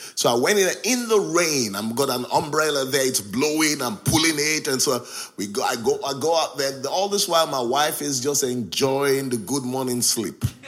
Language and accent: English; Nigeria; moved away as an adult; now in Hull, United Kingdom; I grew up in Nigeria. I left Nigeria at the age of 24.